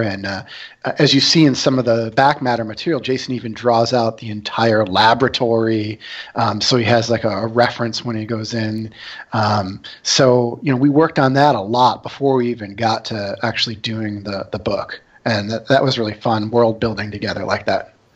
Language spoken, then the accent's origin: English; Syracuse, New York, United States; moved away as an adult; I'm from New York, from Syracuse, New York, and I came out here in 2000